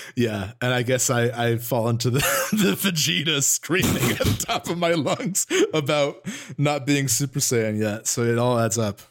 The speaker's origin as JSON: {"language": "English", "region": "Northern New Jersey", "country": "United States", "said": "we're both from Northern New Jersey"}